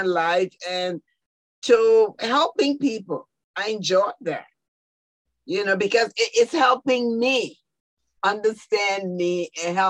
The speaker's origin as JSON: {"language": "English", "country": "Liberia", "moved": "yes", "lives_now": "United States", "said": "I am from Liberia, West Africa."}